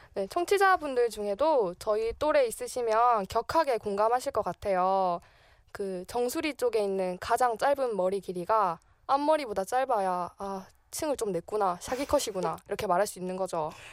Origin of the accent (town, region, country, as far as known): Masan, South Gyeongsang, South Korea; born or raised there; moved away as an adult; now in Seoul, South Korea